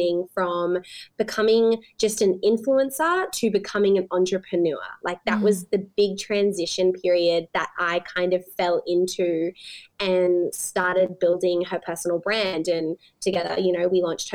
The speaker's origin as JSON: {"language": "English", "town": "Sunshine Coast", "region": "Queensland", "country": "Australia", "tie": "born or raised there", "also_born_or_lived": "Brisbane", "moved": "as an adult", "lives_now": "Gold Coast, Australia", "said": "I grew up on the Sunshine Coast. That's where I spent my early years."}